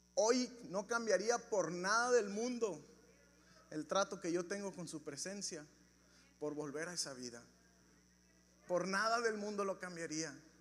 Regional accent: Ciudad Juárez, Chihuahua, Mexico; Yo nací en Ciudad Juárez

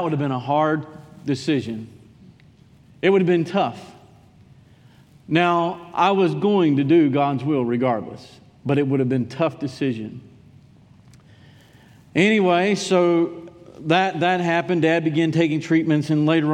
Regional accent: Durham, North Carolina, United States; moved away as an adult; I was from Durham.

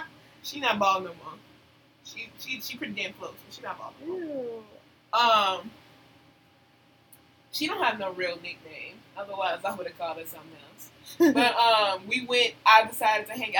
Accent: Chicago, Illinois, United States; in the South Side, where I was from West Pullman

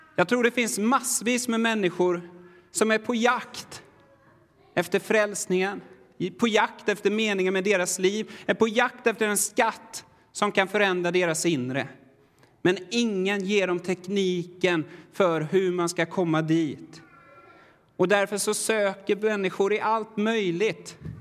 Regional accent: Sweden; jag är väldigt svensk

